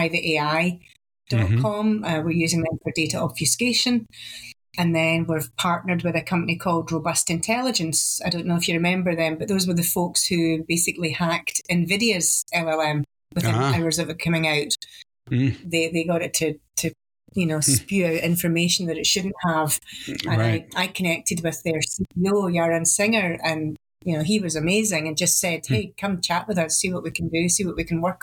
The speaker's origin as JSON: {"language": "English", "town": "Glasgow", "region": "Scotland", "country": "United Kingdom", "accent": "Glasgow"}